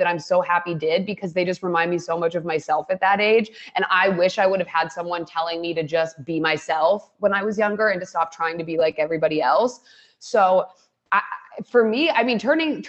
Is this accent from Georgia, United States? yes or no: no; Ohio, United States; moved away; I grew up in Ohio